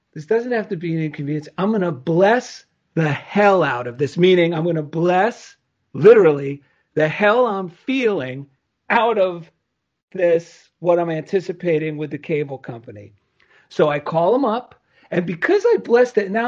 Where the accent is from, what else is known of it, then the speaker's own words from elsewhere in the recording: New Jersey, United States; accent: New Jersey; my New Jersey accent